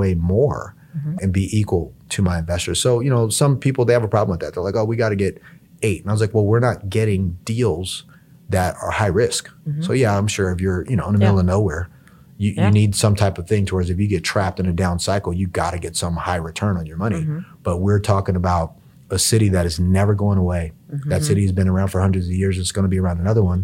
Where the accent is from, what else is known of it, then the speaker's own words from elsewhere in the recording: Hawaii, United States; I was kind of born and bred in Hawaii